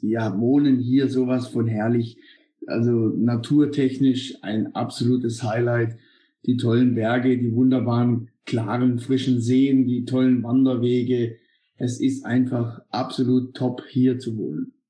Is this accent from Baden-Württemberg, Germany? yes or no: yes; Hochschwarzwald, Baden-Württemberg, Germany; ich bin im Hochschwarzwald geboren und das an Weihnachten